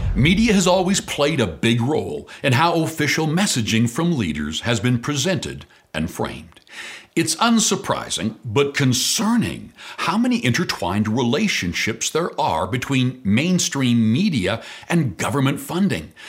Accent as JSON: {"language": "English", "country": "Canada"}